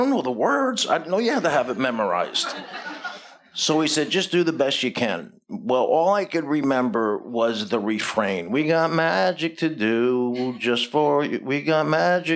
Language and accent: English; New Jersey, United States; moved away; I lived 40 minutes out of Manhattan in New Jersey